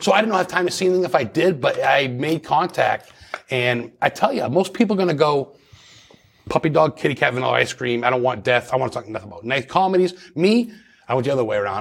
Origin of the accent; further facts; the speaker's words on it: Lisbon, Maine, United States; growing up in Lisbon, Maine